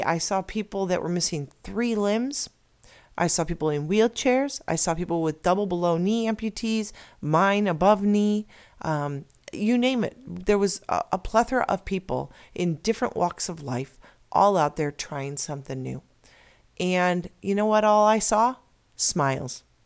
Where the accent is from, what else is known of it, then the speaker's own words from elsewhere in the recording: Illinois, United States; now in Arizona, United States; I'm originally from Illinois